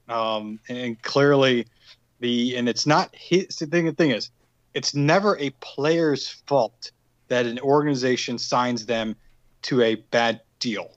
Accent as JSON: {"language": "English", "area": "outside Annapolis", "region": "Maryland", "country": "United States", "tie": "born or raised there", "said": "I'm from Maryland. I grew up uh, outside Annapolis, which is uh, you know near Baltimore, D.C. in that uh, Maryland corridor there"}